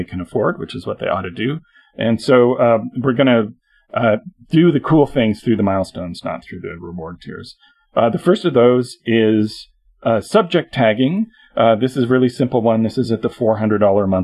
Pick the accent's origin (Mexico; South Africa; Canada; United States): Canada; I'm Canadian